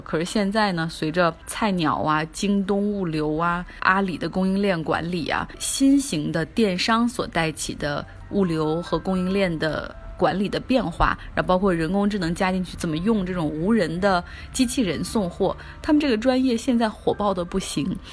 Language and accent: Chinese; China; 我们中国人